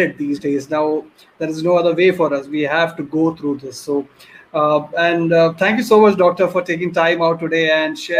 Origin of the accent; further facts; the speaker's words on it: Kerala, India; I'm from Kerala also.